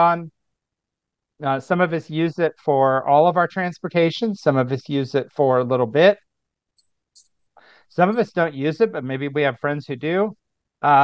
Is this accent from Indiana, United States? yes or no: yes; Indiana, United States; moved away as an adult; also born or lived in San Francisco; back in Indiana where I grew up